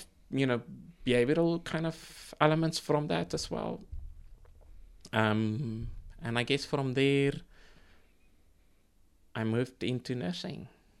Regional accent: South Africa; now in New Zealand; So when I came to New Zealand from South Africa, I ended up in a bakery, you know, working as a baker's assistant

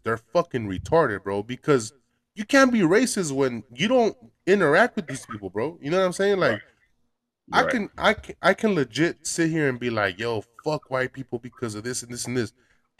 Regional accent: Los Angeles, California, United States; I grew up in Mexico in the US, fucking Boyle Heights.

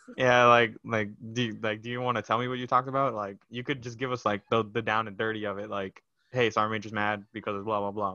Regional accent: Brownsville, Texas, United States; moved away; I was born in Brownsville, Texas, so all the way down at the bottom

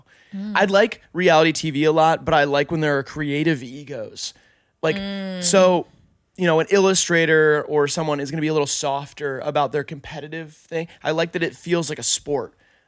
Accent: United Kingdom; I'm actually British too. I've been doing this accent for HIVEMIND and for my whole life.

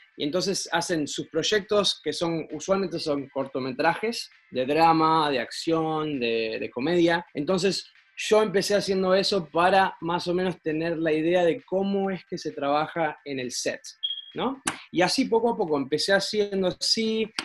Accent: Argentina; now in United States; vos sos argentino medio americano ya

